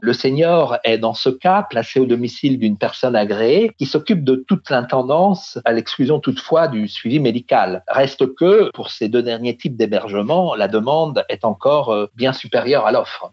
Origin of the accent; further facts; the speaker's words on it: France; chez nous en France